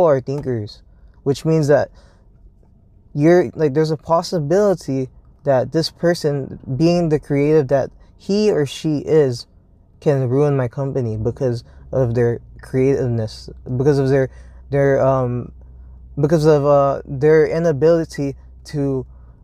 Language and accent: English; Hawthorne, California, United States; I grew up in California. I grew up in fucking Hawthorne, California